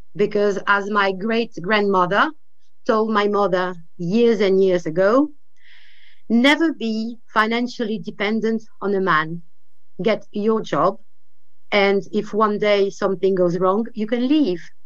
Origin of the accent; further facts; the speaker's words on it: France; being a French woman